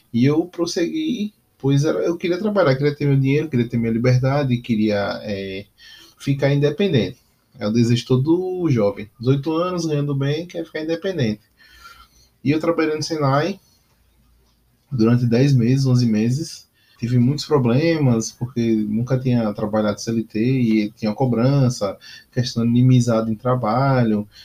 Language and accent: Portuguese; Aracaju, Sergipe, Brazil; voltei para a minha cidade natal, que era é Aracaju.